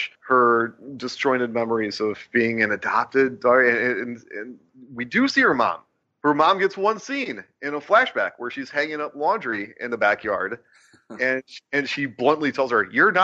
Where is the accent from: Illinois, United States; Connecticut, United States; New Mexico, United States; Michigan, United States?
Illinois, United States; I'm from Illinois